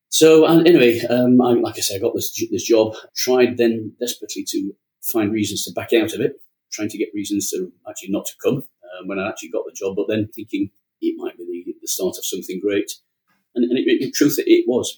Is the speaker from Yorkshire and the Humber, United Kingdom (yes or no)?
yes; Yorkshire and the Humber, United Kingdom; being a Yorkshireman